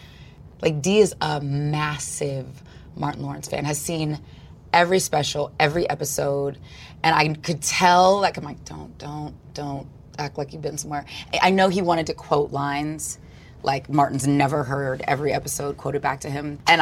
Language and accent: English; Australia; I guess, like, you're forced to learn the didgeridoo as an Australian, because they all seem to know how to play it.